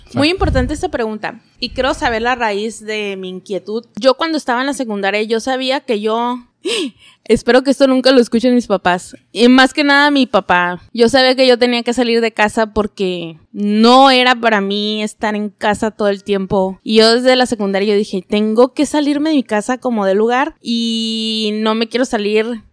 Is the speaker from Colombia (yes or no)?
no; Mexicali, Baja California, Mexico; moved away as an adult; also born or lived in Tijuana; Yo soy nacida en Mexicali y tuve que mm, dejar a mi familia y todo y empezar a estudiar. A los 19 años, Tijuana, Baja California, empecé a estudiar